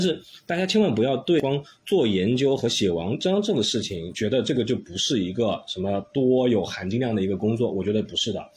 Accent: Jiangsu, China; also born or lived in Xiamen; now in Shanghai, China; 一四年从厦门来上海，然后本身我是江苏人，所以呢，从展业这个角度的话，其实也挑了一个离家最近的一个一线城市

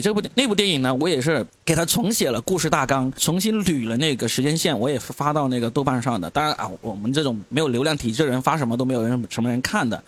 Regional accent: China; 我们中国人

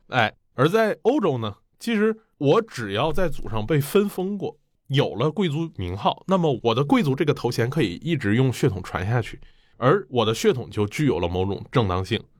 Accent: China; 我们中国人

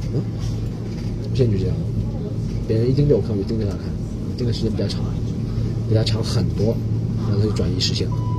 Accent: Shanghai, China; 从小生活在上海的关系

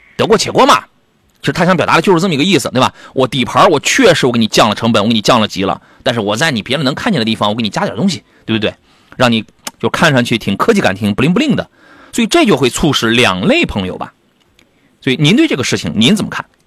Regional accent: Qingdao, Shandong, China; moved away; 这我老家的朋友

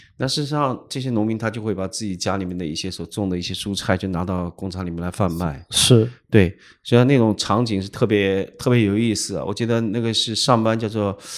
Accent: Jiangxi, China; first language Hokkien (Hui'an dialect); Chinese is a second language; moved away as an adult; also born or lived in Minnan, Fujian / Hui'an, Fujian; now in Xiamen, China; 我的六十岁到我的一直到参加工作，嗯，都在其实是，江西其实是最重要的时期，嗯。是要对，我，我讲起。真的得学会了江西本地话，然后学会了上海话、广东话、武汉话、嗯。南昌话

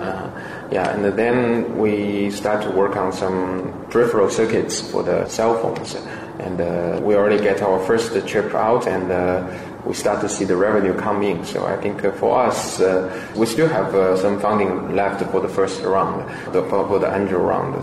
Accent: Shanghai, China; English is a second language; moved away as an adult; also born or lived in United States; Shanghai is my hometown

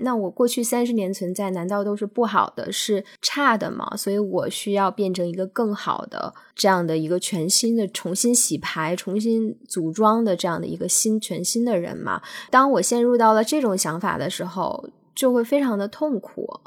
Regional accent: China; moved away as an adult; also born or lived in United States; now in Australia; 我已经对我中国人的身份，我自己都已经有了一个认识了

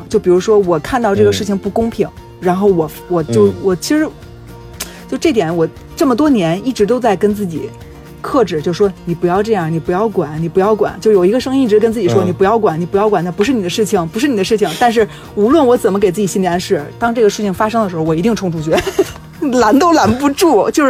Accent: Beijing, China; 我就是中国人，我从小到大都在中国长大。然后我是中国北京人

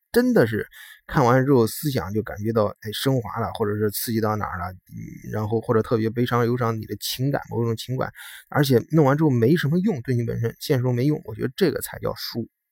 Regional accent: China; moved away as an adult; also born or lived in Germany; 作为一个中国人呢，就土生土长，土生土长的中国人

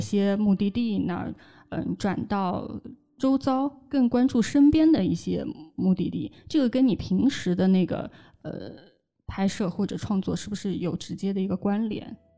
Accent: Hangzhou, Zhejiang, China; 我们从小在杭州

